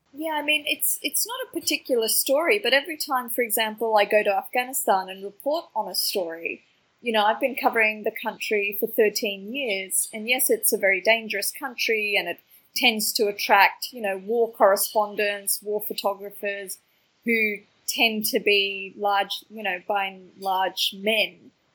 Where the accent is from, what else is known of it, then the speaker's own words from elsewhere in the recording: Melbourne, Victoria, Australia; growing up in Australia, I didn't really see a lot of people, um, you know, from my kind of immigrant background